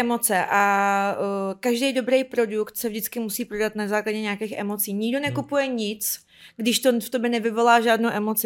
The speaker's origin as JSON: {"language": "Czech", "country": "Ukraine", "moved": "yes", "lives_now": "Czech Republic", "said": "že jsem Ukrajinka, přestěhovala jsem do Česka"}